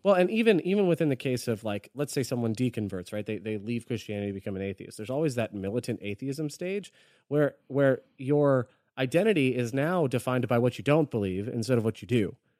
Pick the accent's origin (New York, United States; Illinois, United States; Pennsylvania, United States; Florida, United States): Florida, United States; I'm from Florida